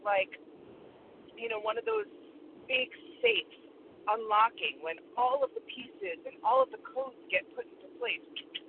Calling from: Connecticut, United States; Good morning, Jen. … from Connecticut.

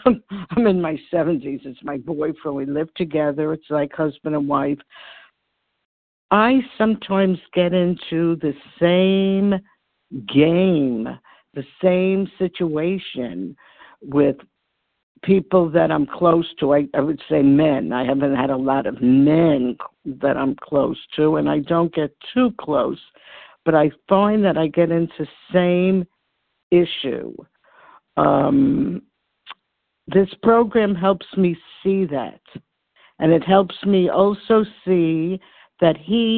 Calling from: New York, United States; Hi, this is Barbara. I'm calling from New York.

